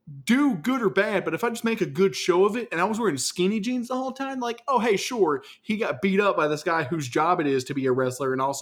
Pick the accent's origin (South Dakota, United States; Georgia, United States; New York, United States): Georgia, United States; Atlanta; I was born in Atlanta